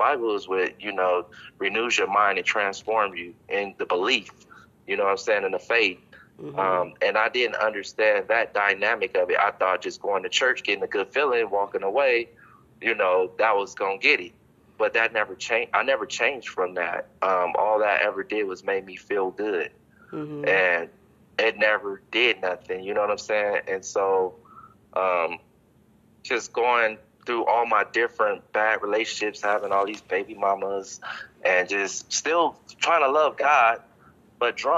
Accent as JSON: {"language": "English", "town": "Long Beach", "region": "California", "country": "United States", "tie": "born or raised there", "also_born_or_lived": "Compton", "said": "about like 13, I moved to Compton from Long Beach"}